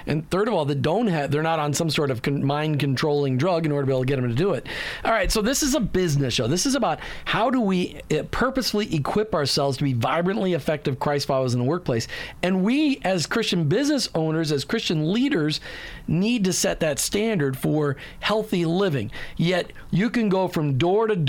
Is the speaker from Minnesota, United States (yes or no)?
yes; Minnesota, United States; I grew up in the Midwest, so I grew up with corn in every other field.